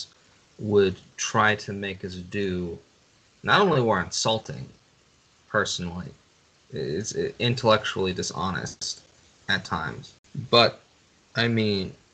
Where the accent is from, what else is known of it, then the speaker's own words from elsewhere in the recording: California, United States; I come from California, where the majority of people are liberal